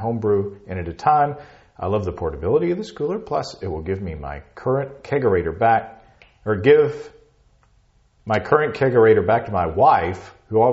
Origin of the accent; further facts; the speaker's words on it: Hot Springs, Arkansas, United States; I'm from Hot Springs, Arkansas.